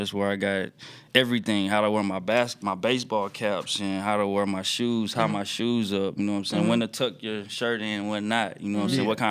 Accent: Brooklyn, Illinois, United States; originally from Brooklyn, Illinois.

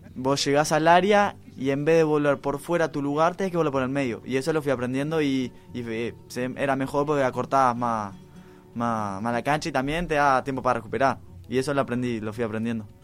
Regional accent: Uruguay; somos uruguayos

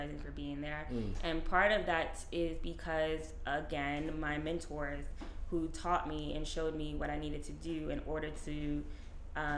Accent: New York City, New York, United States; I grew up in New York

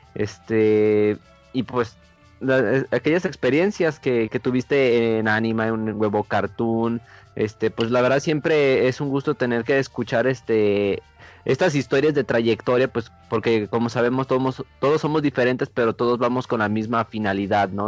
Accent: Mexico; como buenos mexicanos

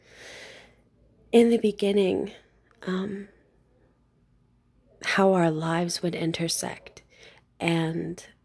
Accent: Carbondale, Illinois, United States; I'm from Carbondale, Illinois, in the United States

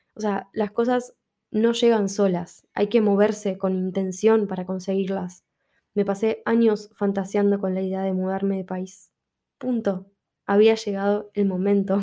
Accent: Buenos Aires, Argentina; moved away as an adult; now in Madrid, Spain; el lugar de donde yo soy, donde la peligrosidad es inminente y constante

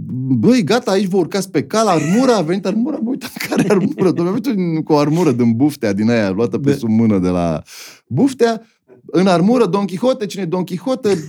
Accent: Bucharest, Romania; Eu sunt din București

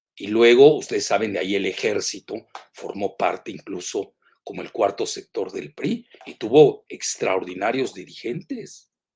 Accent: Mexico

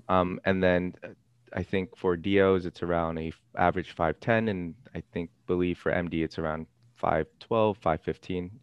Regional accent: Los Angeles, California, United States; I'm actually, I'm actually from Ca, uh, Los Angeles

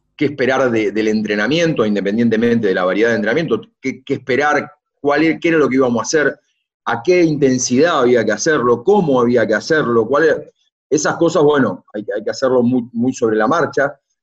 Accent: Argentina; como argentino, como hombre del básquet

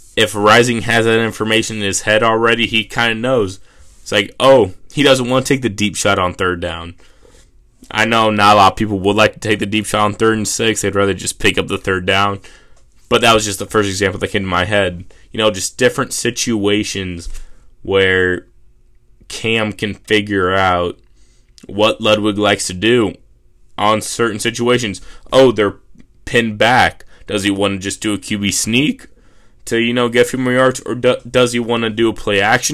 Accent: Missouri, United States; I'm from Missouri

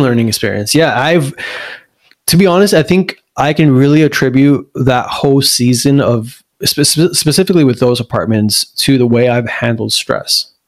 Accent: La Puente, California, United States; also born or lived in Pomona / Diamond Bar; I, I honestly would say we grew up in La Puente

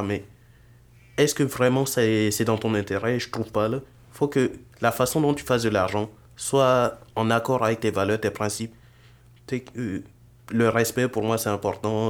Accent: Burkina Faso; moved away as an adult; now in Montreal, Canada; j'ai vécu majoritairement dans mon pays d'origine, le Burkina Faso

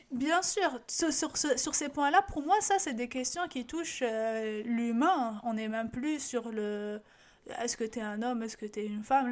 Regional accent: Algeria; moved away as an adult; now in Canada; ma réalité en tant qu'Algérienne

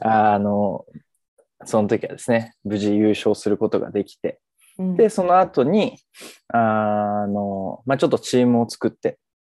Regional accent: Kagoshima, Japan; moved away as an adult; also born or lived in Fukuoka; now in Tokyo, Japan; 鹿児島で生まれ、大学時代福岡にいて、現在は関東、東京に住んでます

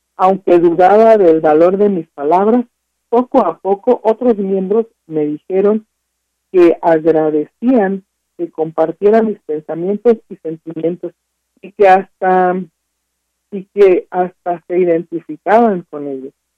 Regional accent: Mexico; nosotros consumimos como mexicanos

